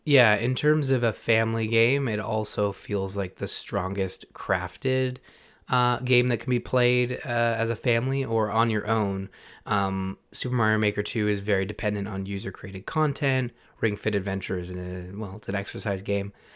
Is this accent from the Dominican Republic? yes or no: no; Canada; we're also Canadian